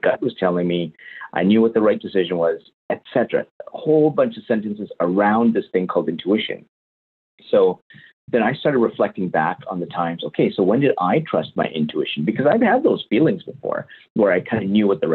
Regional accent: Winnipeg, Manitoba, Canada; now in London, Canada; Canadian. So born and raised in Winnipeg, Canada. I now live in London, Ontario.

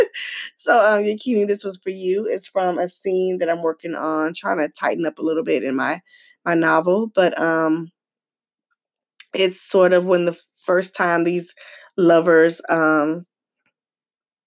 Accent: Atlanta, Georgia, United States; my hometown, Atlanta, Georgia

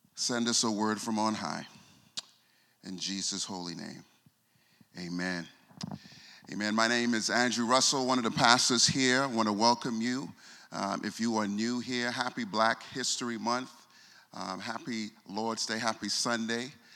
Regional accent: Bahamas; I'm from the Bahamas

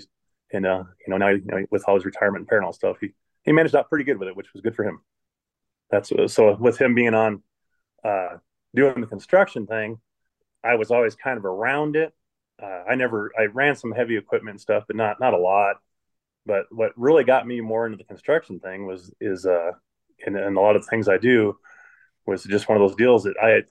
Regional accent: Cripple Creek, Colorado, United States; also born or lived in Flint, Michigan; I grew up in Cripple Creek from about 12-ish till I moved out

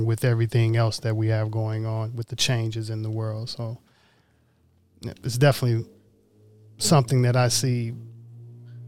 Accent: Mississippi, United States; moved away; I'm originally from Mississippi

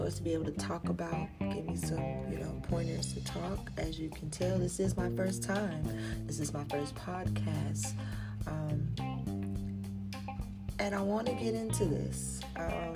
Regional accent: South Carolina, United States; I'm from South Carolina

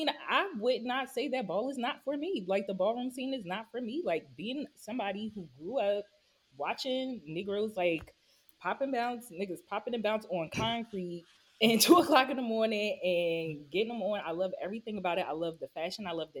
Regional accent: Newark, New Jersey, United States; I grew up in Newark. I'm … I'm 15 minutes away from the city.

